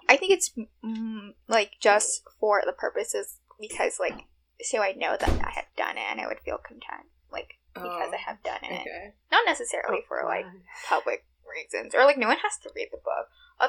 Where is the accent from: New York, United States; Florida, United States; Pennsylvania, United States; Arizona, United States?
New York, United States; New York City; I grew up in Rego Park